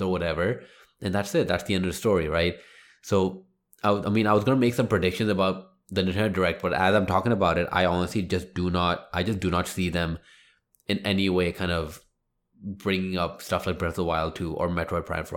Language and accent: English; India; me being Indian